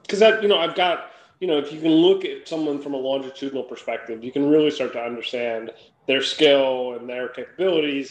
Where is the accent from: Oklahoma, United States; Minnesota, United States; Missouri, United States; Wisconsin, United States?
Minnesota, United States; moved away as an adult; now in San Francisco Bay Area, United States; I grew up in Minnesota